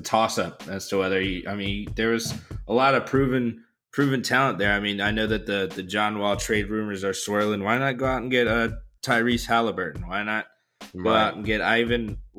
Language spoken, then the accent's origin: English; Washington, District of Columbia, United States; My hometown Wizards